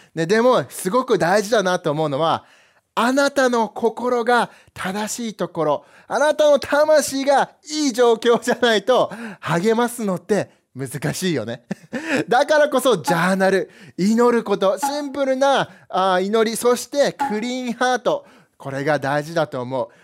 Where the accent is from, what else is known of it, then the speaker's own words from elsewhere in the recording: United States; now in Japan; 自分がずっとアメリカで育ったんだけど